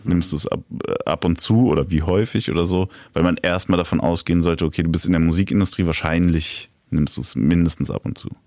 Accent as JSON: {"language": "German", "town": "Darmstadt", "region": "Hesse", "country": "Germany", "tie": "born or raised there", "moved": "yes", "lives_now": "Berlin, Germany", "said": "wo ich aufgewachsen bin in Darmstadt"}